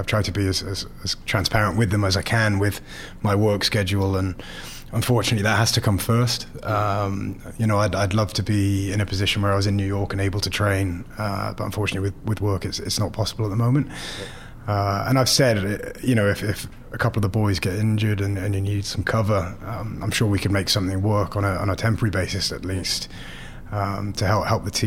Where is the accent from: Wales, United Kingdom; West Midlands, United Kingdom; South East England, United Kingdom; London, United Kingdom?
Wales, United Kingdom; Cardiff; moved away; So I was born and raised in Cardiff, in Thornhill